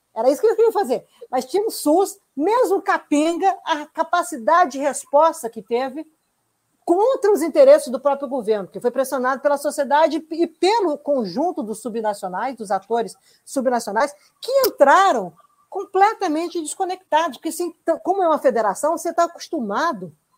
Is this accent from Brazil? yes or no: yes; Brazil; como brasileiros